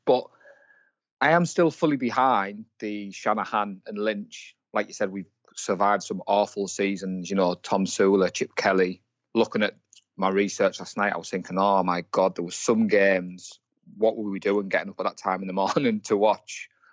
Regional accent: Darlington, North East England, United Kingdom; I'm from Darlington, in the northeast of England.

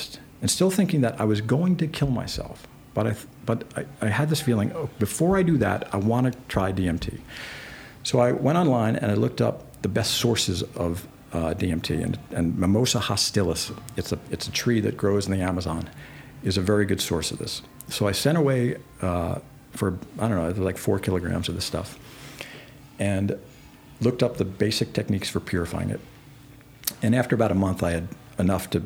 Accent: New York, United States; I'm from New York.

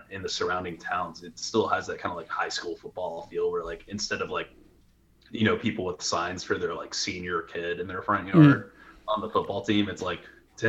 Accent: Ocala, Florida, United States; moved away; also born or lived in Gainesville, Florida; So I'm originally from Ocala. My whole family's been there for over 100 years.

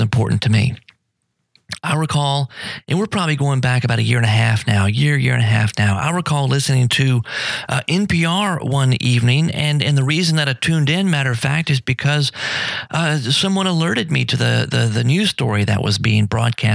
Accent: United States; I'm still American and I still love my country.

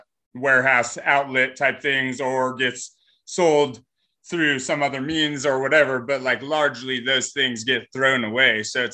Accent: California, United States; Like my partner and I came from Northern California

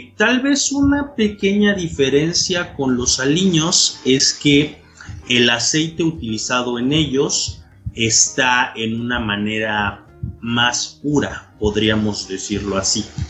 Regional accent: Oaxaca, Mexico; de Oaxaca, México

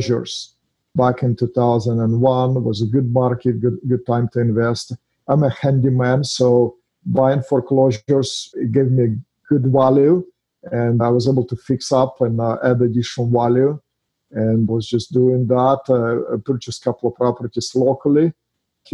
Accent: Russia; English is a second language; now in United States; Originally, I'm from Russia. As you can hear from my accent, I'm not from here

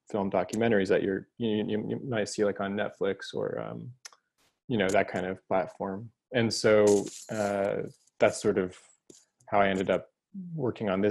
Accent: Houston, Texas, United States; Texas. I grew up in Houston.

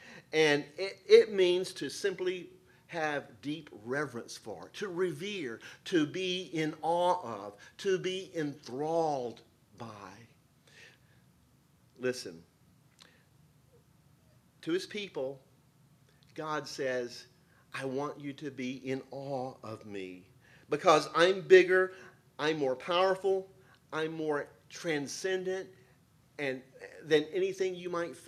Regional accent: South Louisiana, United States; also born or lived in New York City; now in New Jersey, United States; I'm from South Louisiana

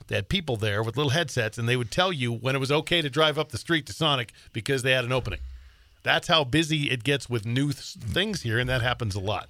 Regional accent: Billings, Montana, United States; also born or lived in Great Falls, Montana / Sheridan, Wyoming / Colorado; I was born and raised in Billings, which is, you know, a lot different now than when I grew up there

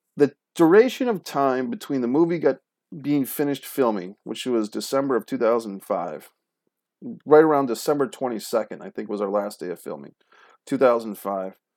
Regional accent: Rhode Island, United States; Rhode Island, my home state

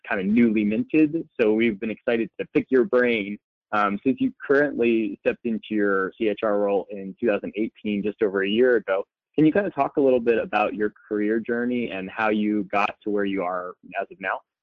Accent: West Palm Beach, Florida, United States; now in Gainesville, United States; I am from West Palm Beach, Florida, but I am currently working as an HR business partner for the University of Florida in Gainesville

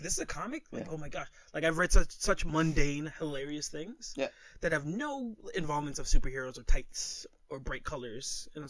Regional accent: Toronto, Ontario, Canada; we're from Toronto.

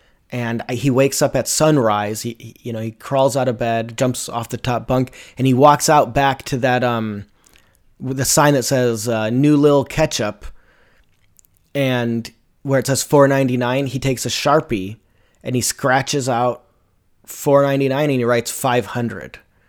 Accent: Brooklyn, New York, United States; because I'm from Brooklyn, New York City.

